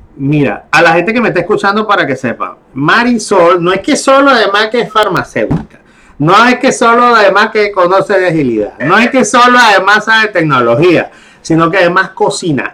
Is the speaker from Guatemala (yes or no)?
no; Venezuela; now in Panama; yo soy venezolano, yo soy venezolano y yo soy extranjero y yo llego a Panamá